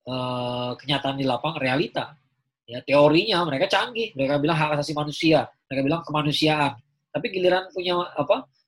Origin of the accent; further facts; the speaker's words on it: Java, Indonesia; kenapa percaya sama keraton sejagat ya kan saya orang Jawa